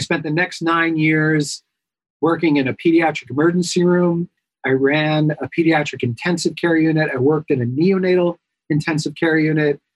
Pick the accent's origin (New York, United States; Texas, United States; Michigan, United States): New York, United States; I am a New Yorker by trade, by heart, by birth